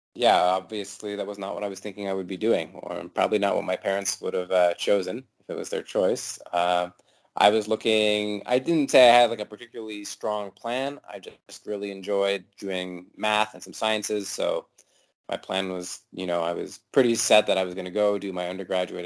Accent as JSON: {"language": "English", "town": "St. John's", "region": "Newfoundland and Labrador", "country": "Canada", "tie": "born or raised there", "moved": "yes", "said": "I grew up in St. John's, which is the capital, maybe 80, 90,000 people"}